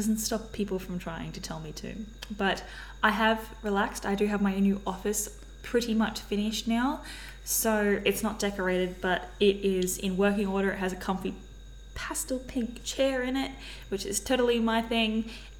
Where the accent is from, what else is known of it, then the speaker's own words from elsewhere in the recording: Australia; I'm a rando from Australia